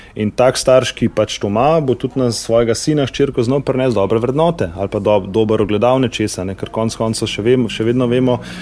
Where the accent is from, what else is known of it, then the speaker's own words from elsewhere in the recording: Slovenia; Slovenci smo športni narod